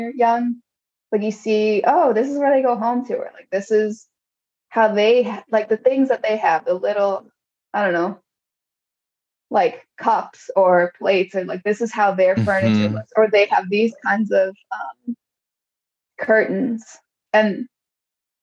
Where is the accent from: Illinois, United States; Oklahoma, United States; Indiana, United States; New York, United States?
Illinois, United States; Chicago; I grew up in Pilsen